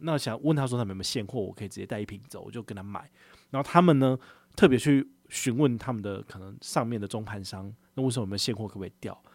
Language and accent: Chinese; Taiwan; 我们跟他聊到我们从哪里来，我们从台湾来嘛